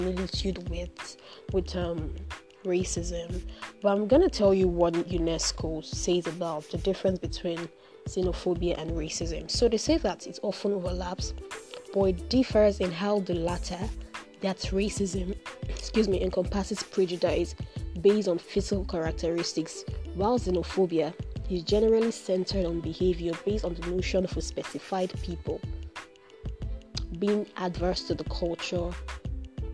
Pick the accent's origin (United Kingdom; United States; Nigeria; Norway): Nigeria; I am in Nigeria. I am a Nigerian living in Nigeria.